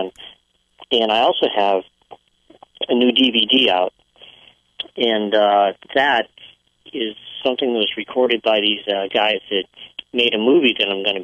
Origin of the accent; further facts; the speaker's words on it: New England, United States; moved away as an adult; also born or lived in Maine; now in California, United States; I was in New England my whole life and went there